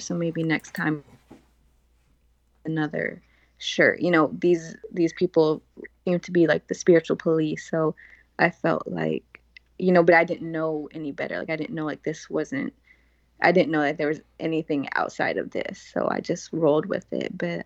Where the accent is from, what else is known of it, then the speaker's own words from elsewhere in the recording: the South, United States; I'm from the South